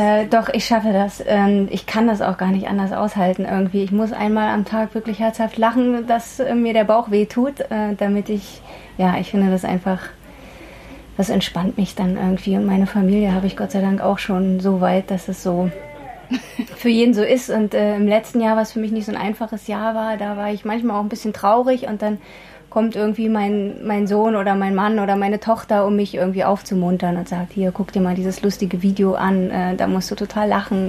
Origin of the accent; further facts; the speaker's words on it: Berlin, Germany; bei uns zu Hause in Ostberlin